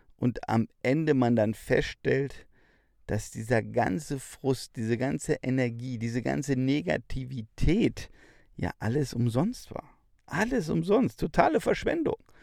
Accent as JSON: {"language": "German", "region": "Bavaria", "country": "Germany", "said": "bei uns in Bayern"}